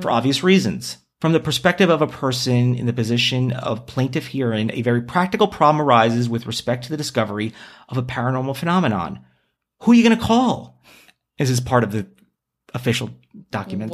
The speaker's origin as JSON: {"language": "English", "region": "New York", "country": "United States", "tie": "born or raised there"}